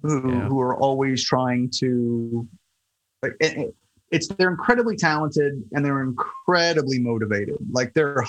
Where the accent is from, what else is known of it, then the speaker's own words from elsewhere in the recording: Florida, United States; moved away as an adult; also born or lived in Miami; now in New York, United States; I grew up in Florida